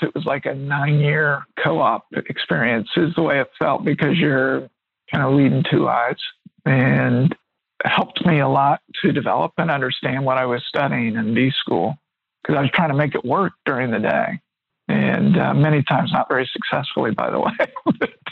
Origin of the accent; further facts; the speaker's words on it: Middletown, Ohio, United States; I grew up in Middletown, Ohio